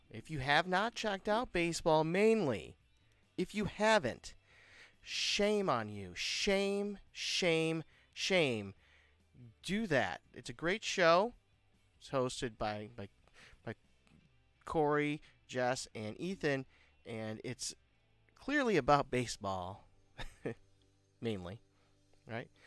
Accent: Detroit, Michigan, United States; I was born in Detroit, and uh, I've li- you know lived in Detroit. I, I live just outside of Detroit now

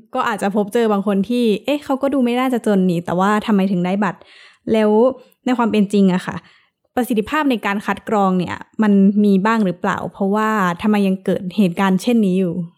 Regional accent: Isan, Thailand; เราเองที่มาจากภาคอีสาน

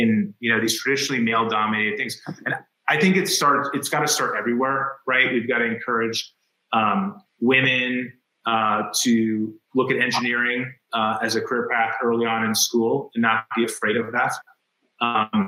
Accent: Greenwich, Connecticut, United States; We grew up in Greenwich privilege

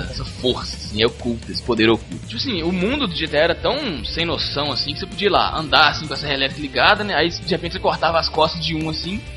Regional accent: interior of Minas Gerais, Brazil; nasci no interior de Minas Gerais e eu dou todo o va devido valor ao meu regionalismo

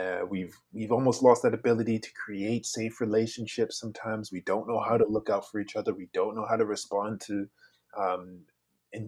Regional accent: Victoria, British Columbia, Canada; also born or lived in Savannah, Georgia, United States; I'm originally from Savannah, Georgia, but I've grown up on the traditional territories of Lekwungen speaking people, known as Victoria.

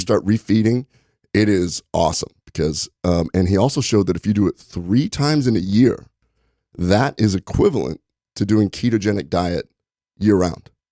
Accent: Nebraska, United States; moved away; I'm from Nebraska originally

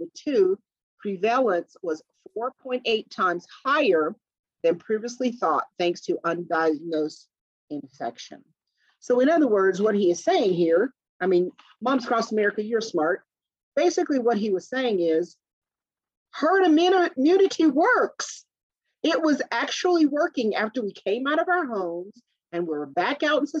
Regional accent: the South, United States; I'm from the South.

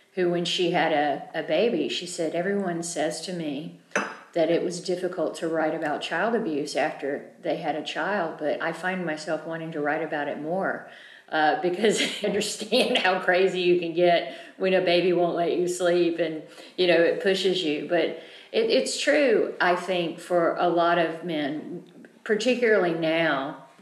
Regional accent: United States; I'm an American

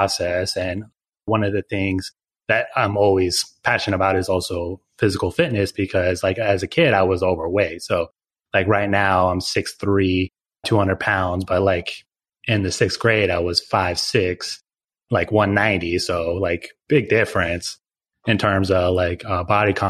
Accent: Oregon, United States; I'm originally from Oregon

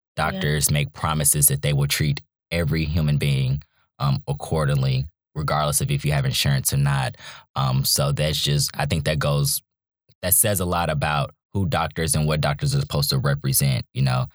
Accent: Charlotte, North Carolina, United States; also born or lived in Virginia / Raleigh, North Carolina; now in Durham, United States; I'm from Charlotte, North Carolina, originally. Um, but I've lived in Virginia and Raleigh and now in Durham.

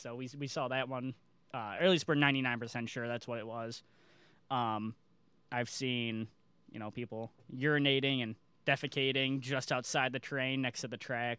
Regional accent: Chicago, Illinois, United States; moved away; I'm also from the Chicago, or really, I am from Chicago.

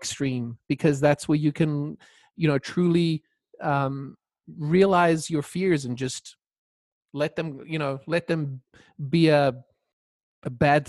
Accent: South Africa; first language Croatian; English is a second language; So I grew up in South Africa to parents that immigrated from Croatia. So wow. I spoke Croatian and thought Croatian at home. But when I went to school, it was all English from a South African point of view.

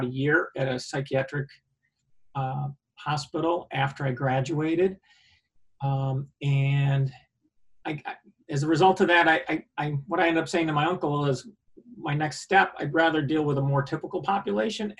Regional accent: Liverpool, New York, United States; I grew up in central New York, Syracuse area, Onondaga County. I grew up in Liverpool

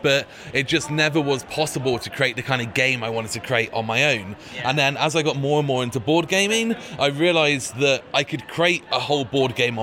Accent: Bristol, South West England, United Kingdom; I'm from Bristol, which is in the southwest of England

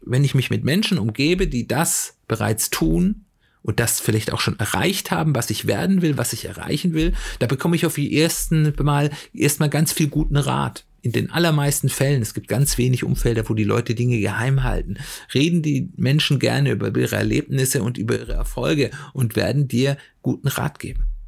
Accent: Swabia, Baden-Württemberg, Germany; moved away; ich komme ja ursprünglich aus dem Schwäbischen

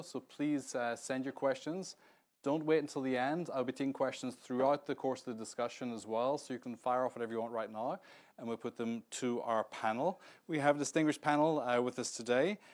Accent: Northern Ireland, United Kingdom; now in Washington, United States; I come from the north of Ireland as well

